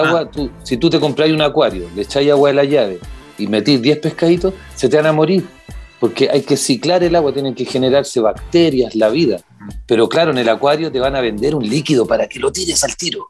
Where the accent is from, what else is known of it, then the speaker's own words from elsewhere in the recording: Santiago, Santiago Metropolitan, Chile; yo soy, por ejemplo, de Macul y Puente Alto